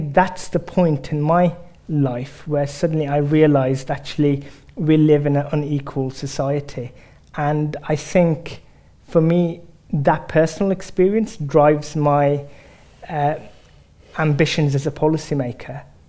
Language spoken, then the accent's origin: English; Birmingham, West Midlands, United Kingdom; I was the first of my siblings who was born in the UK. And we grew up in Sparkbrook, Small Heath, which is Peaky Blinder territory for those who follow the show.